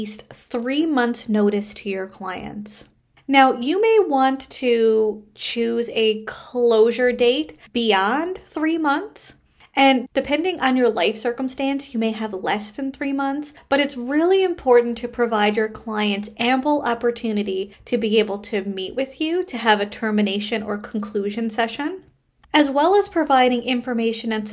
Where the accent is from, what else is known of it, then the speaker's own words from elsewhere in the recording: Canada; I am a Canadian social worker, business coach, and private practice owner